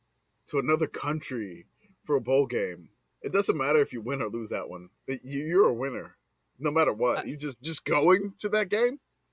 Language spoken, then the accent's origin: English; New Orleans, Louisiana, United States; accent: Louisiana / New Orleans; my Louisiana accent and my New Orleans accent